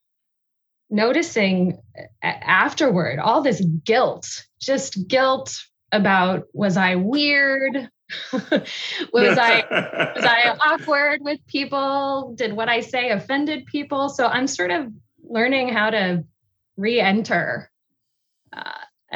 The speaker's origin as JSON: {"language": "English", "town": "San Diego", "region": "California", "country": "United States", "tie": "born or raised there", "also_born_or_lived": "Wheeling, Illinois", "moved": "as an adult", "lives_now": "Chicago, United States", "said": "we moved to California when I was two. So I grew up in San Diego"}